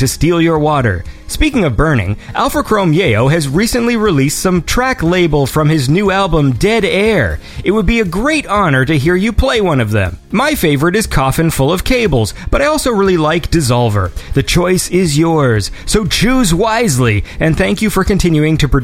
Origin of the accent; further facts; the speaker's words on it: hometown in Ontario, Canada; now in Toronto, Canada; that smoke reached me in my hometown